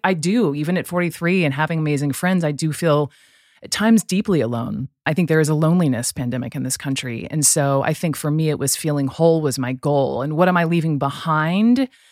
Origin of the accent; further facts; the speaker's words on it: Atlanta, Georgia, United States; also born or lived in Chapel Hill, North Carolina; growing up in Atlanta, you you know we would go to Braves games